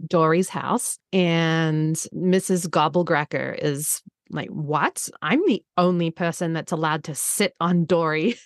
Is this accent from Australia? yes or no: yes; Australia; moved away; being Australian